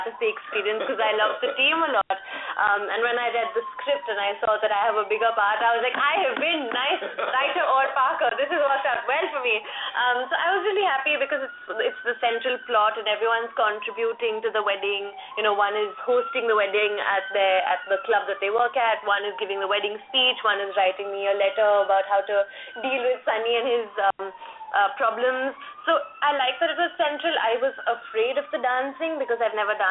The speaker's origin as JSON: {"language": "English", "country": "India", "said": "as Indians, you use the English language in a certain way"}